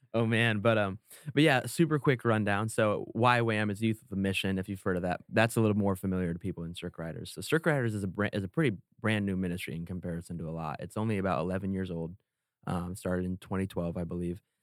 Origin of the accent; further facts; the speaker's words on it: Indiana, United States; moved away as an adult; also born or lived in Iowa; now in California, United States; I am from Indiana, born and raised